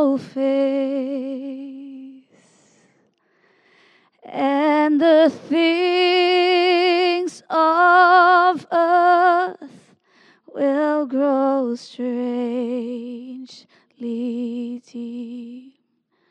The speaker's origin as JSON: {"language": "English", "country": "Singapore", "also_born_or_lived": "Redding", "moved": "yes", "said": "I'm from Singapore"}